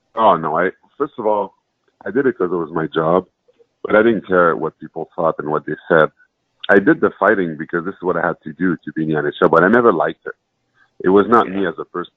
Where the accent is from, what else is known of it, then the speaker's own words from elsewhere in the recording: Montreal, Quebec, Canada; I was born in Montreal. My parents came from Haiti to Montreal